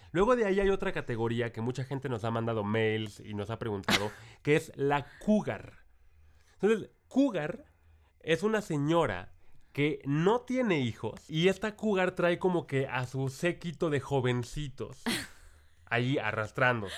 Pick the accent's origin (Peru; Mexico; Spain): Mexico; acá en mi pueblo